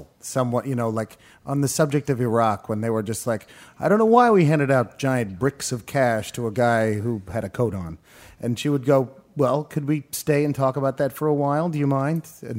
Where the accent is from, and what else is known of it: California, United States; born or raised there